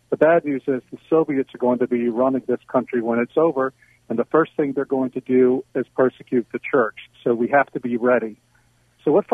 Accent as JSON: {"language": "English", "region": "South Louisiana", "country": "United States", "moved": "yes", "lives_now": "Hungary", "said": "I come from South Louisiana"}